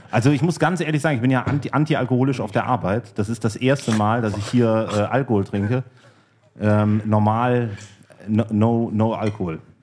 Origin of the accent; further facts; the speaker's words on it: Cologne, North Rhine-Westphalia, Germany; Komme ja gebürtig aus Köln